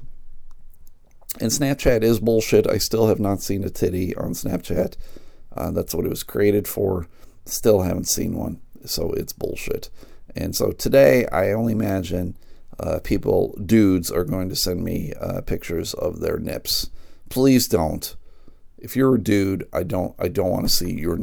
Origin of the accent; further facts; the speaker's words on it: United States; I guess I'm an American